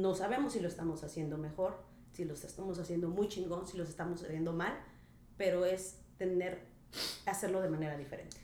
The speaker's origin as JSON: {"language": "Spanish", "town": "Minatitlán", "region": "Veracruz", "country": "Mexico", "tie": "born or raised there", "moved": "as an adult", "lives_now": "Tulum, Mexico", "said": "originaria orgullosamente de la ciudad de Minatitlán, Veracruz. Sí, señor, soy jarocha"}